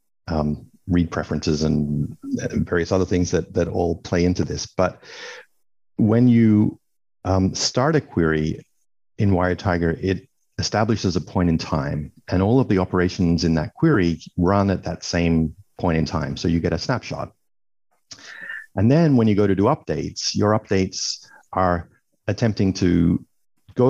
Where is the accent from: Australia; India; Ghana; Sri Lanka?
Australia; also born or lived in Sydney; I'm Australian. I'm based in Sydney